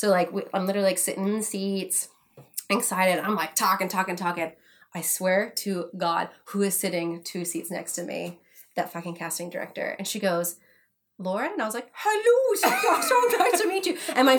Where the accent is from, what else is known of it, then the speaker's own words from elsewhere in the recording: England, United Kingdom; accent: English; This is why I was seen for it, was because of my English accent.